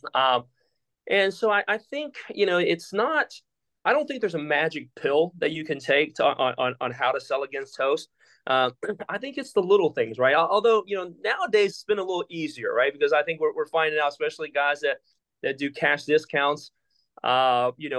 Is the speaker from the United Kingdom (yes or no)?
no; Taiwan; moved away; I'm from Taiwan